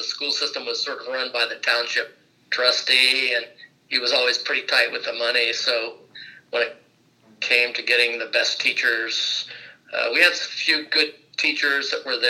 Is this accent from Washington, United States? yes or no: no; Francesville, Indiana, United States; also born or lived in Rensselaer, Indiana; now in Fort Myers, United States; I grew up in Francisville, Indiana, which is a town of small town in Pulaski County, about 1,000 people or less.